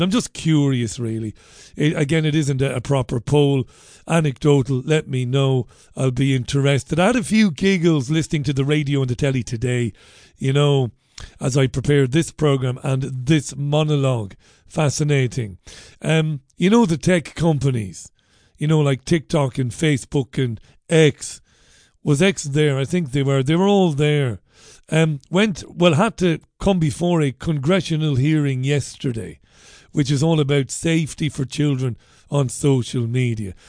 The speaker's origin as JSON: {"language": "English", "country": "Singapore", "said": "I'm Singaporean."}